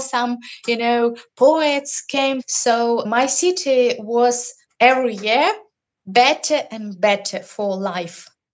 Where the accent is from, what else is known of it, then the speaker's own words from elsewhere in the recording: Mariupol, Donetsk Oblast, Ukraine; all these uh, years I live in Mariupol all my family lives in Mariupol. Everyone from Mariupol, like centuries